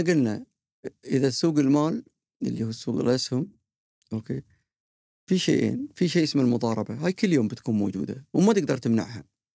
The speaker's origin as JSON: {"language": "Arabic", "country": "Qatar", "said": "واعتز وافتخر اني انا قطري"}